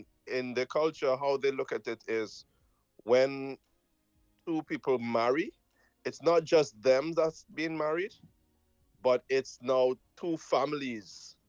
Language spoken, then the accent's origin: English; Trinidad & Tobago; also born or lived in Jamaica; I was born in Jamaica, I was raised in Trinidad, so I have quite a...